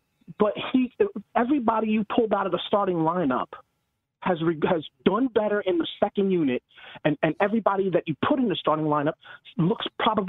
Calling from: Orlando, Florida, United States; I'm from Orlando, Florida right now.

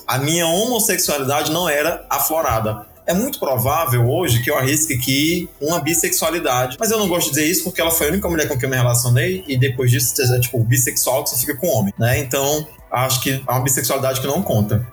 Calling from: Fortaleza, Ceará, Brazil; falo de Fortaleza

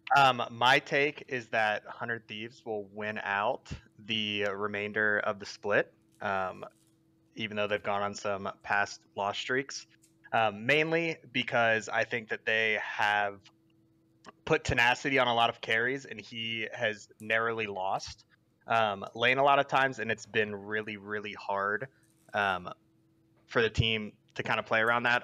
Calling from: Los Angeles, California, United States; I'm calling from Los Angeles

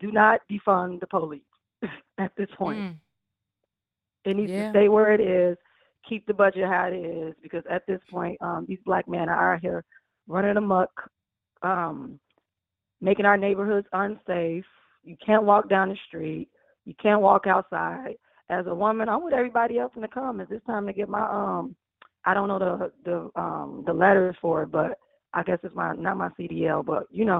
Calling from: Chicago, Illinois, United States; I'm calling from Chicago, Illinois.

